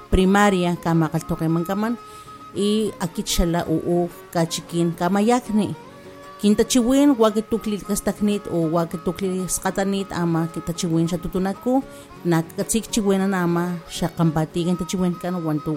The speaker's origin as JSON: {"language": "Spanish", "town": "Mecatlán", "region": "Veracruz", "country": "Mexico", "tie": "born or raised there", "first_language": "Totonac", "second_language": "Spanish", "said": "laboro en la comunidad de La Cruz, pero soy originaria de la cabecera municipal de Mecatlán. Hablo, mi lengua materna es la lengua tutunacú y mi segunda lengua es el español."}